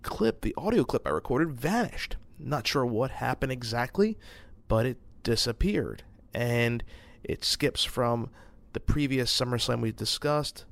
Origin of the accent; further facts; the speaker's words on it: Brooklyn, New York, United States; Hailing from my hometown, Brooklyn, New York